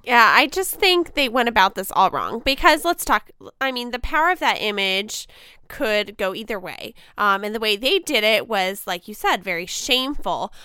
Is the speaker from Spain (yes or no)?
no; United States; as an American woman